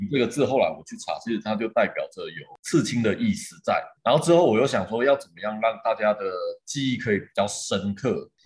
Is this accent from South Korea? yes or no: no; Shengang, Changhua County, Taiwan; now in Taichung, Taiwan; 我是在很，很传统的那种家庭长大，我是彰化人，那我们家是彰化的乡下，叫做深港